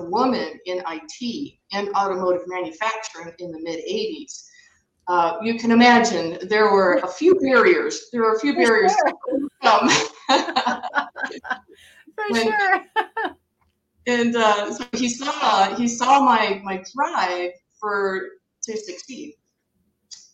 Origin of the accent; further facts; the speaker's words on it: Michigan, United States; I'm originally from Michigan. I was born and raised